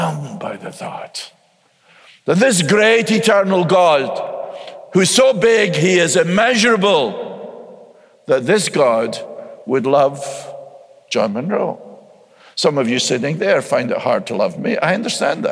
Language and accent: English; United States; I'm an American